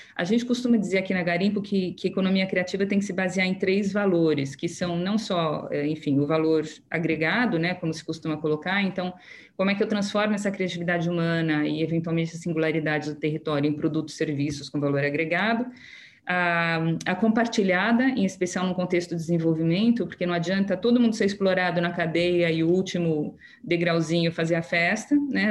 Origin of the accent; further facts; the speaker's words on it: Brazil; nós somos brasileiros